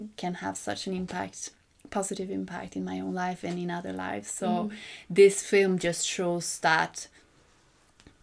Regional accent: Sweden; moved away as an adult; also born or lived in Congo / Mali; I love coming home to Sweden

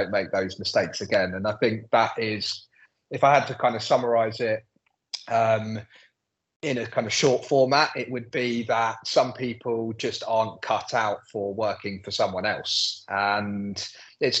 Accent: London, United Kingdom; I'm born and bred in London, I'm very proud of it, love London

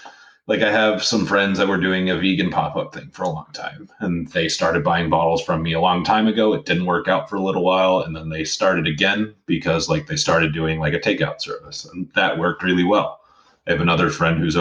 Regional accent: Central Florida, United States; now in Sarasota, United States; I'm actually from Central Florida.

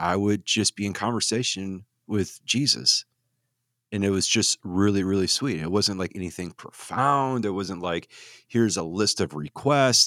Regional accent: Wisconsin, United States; I grew up in Redneck, Wisconsin.

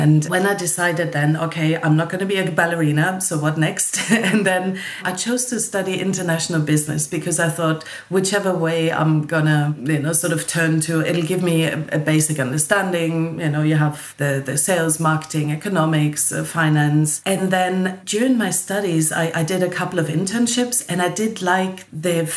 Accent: Odenwald, Hesse, Germany; moved away as an adult; now in London, United Kingdom; So I grew up in Germany, about an hour away from Frankfurt

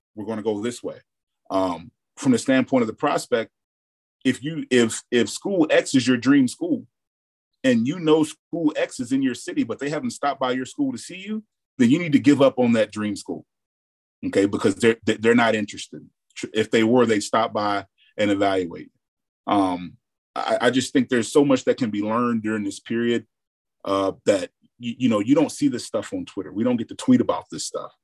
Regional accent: Mississippi, United States; in the South, I'm from Mississippi

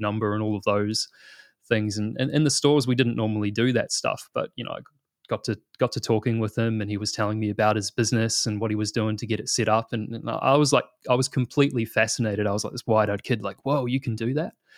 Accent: New Zealand; moved away as an adult; now in Australia; you probably tell by the accent, I'm originally from New Zealand

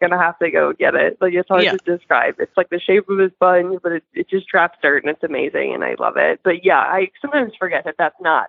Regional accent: Boston, Massachusetts, United States; moved away; I was born and raised in Boston

